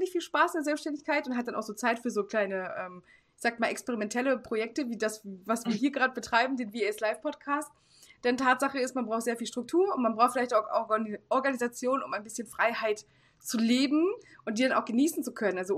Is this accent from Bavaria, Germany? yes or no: no; Hamburg, Germany; ich komme halt aus Hamburg.